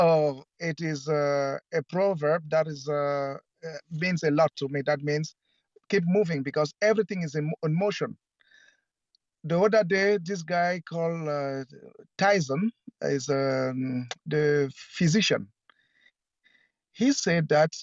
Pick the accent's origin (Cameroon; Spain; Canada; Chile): Cameroon; also born or lived in United States; now in Germany; right now I'm in Germany, but I'm Cameroonian by birth